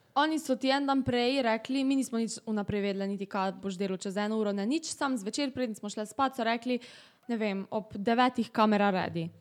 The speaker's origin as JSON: {"language": "Slovenian", "town": "Velenje", "country": "Slovenia", "said": "prihajam iz Velenja"}